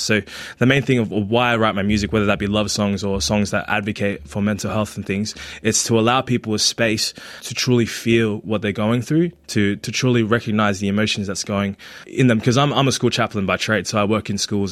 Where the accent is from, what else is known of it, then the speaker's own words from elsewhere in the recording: Australia; first language Tagalog; English is a second language; also born or lived in Philippines; I grew up here in Australia, but I was born in the Philippines and I came here in 2002